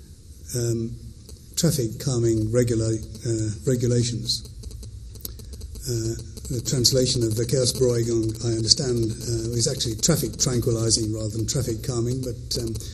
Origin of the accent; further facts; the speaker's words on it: Birmingham, West Midlands, United Kingdom; I'm from Birmingham